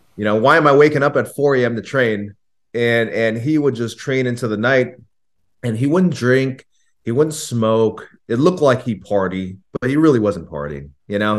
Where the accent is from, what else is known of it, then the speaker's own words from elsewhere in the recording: Los Angeles, California, United States; I grew up in the San Fernando Valley.